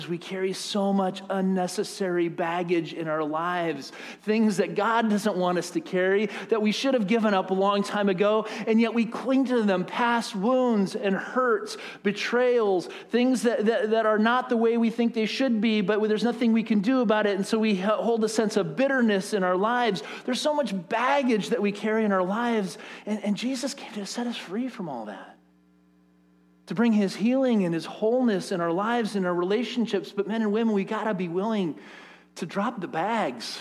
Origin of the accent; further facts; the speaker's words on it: United States; As American, capitalist, Western Christians